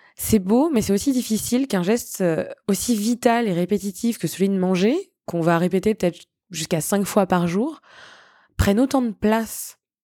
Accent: Tours, Centre-Val de Loire, France; moved away as an adult; also born or lived in Granada, Spain / United Kingdom / Buenos Aires, Argentina / Madrid, Spain; now in Barcelona, Spain; Je suis originaire de Tours et même si j'adore mon pays, j'ai pris goût à la vie à l'étranger

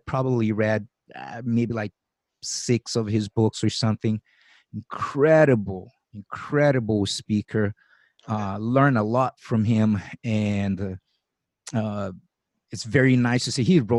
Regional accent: Brazil; now in United States; I came from Brazil, so I've been living here for 20 years. I'm a citizen now. I got my visa, my work visa, the O-1 visa

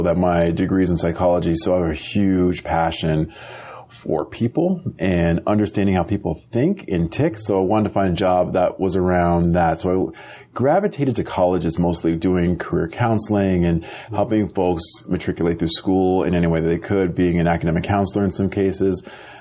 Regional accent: Amherst, Massachusetts, United States; born or raised there; now in Los Angeles, United States

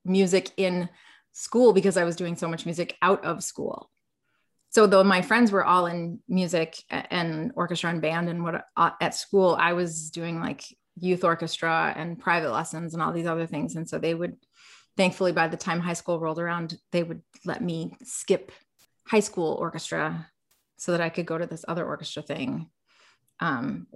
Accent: Minneapolis, Minnesota, United States; as someone growing up in Minneapolis

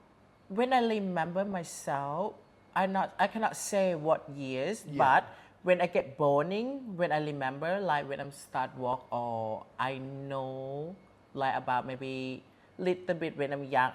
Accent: Somdet, Kalasin, Thailand; English is a second language; moved away as an adult; also born or lived in Bangkok; now in Pattaya, Thailand; I'm from Galasin, quite Isan area, like the north east.

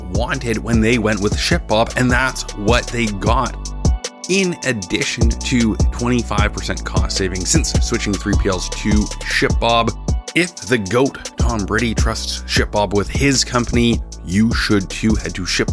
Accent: Canada; I am Canadian.

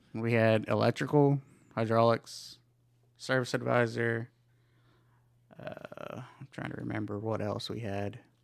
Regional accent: Ardmore, Oklahoma, United States; moved away as an adult; also born or lived in San Luis Potosi, Mexico; now in Texas, United States; I'm from Ardmore, Oklahoma

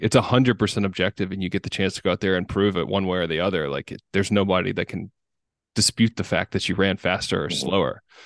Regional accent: Vestavia Hills, Alabama, United States; We went to the same high school, Vestavia Hills

